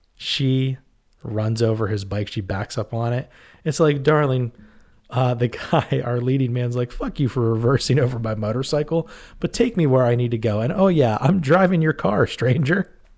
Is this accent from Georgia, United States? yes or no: no; Pittsburgh, Pennsylvania, United States; we're from the Pittsburgh area, Western Pen-, Pennsylvania